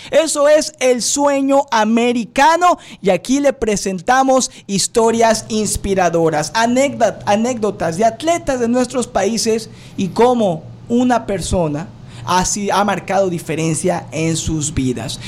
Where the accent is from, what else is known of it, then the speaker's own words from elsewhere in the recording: Mexico; now in United States; yo soy inmigrante de México